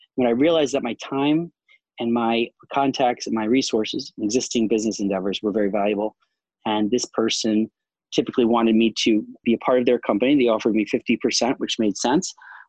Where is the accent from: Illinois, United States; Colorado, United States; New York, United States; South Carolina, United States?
New York, United States; New York City; also born or lived in Charlotte, North Carolina / Florida / California / London; I'm from New York originally, New York City specifically, in Long Island. And I spent many years in North Carolina, in Charlotte, North Carolina, Florida. So I've lived all over California, some time in London.